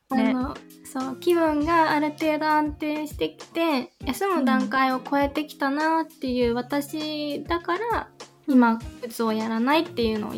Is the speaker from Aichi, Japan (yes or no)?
yes; Minamichita, Aichi, Japan; 私の地元ですね。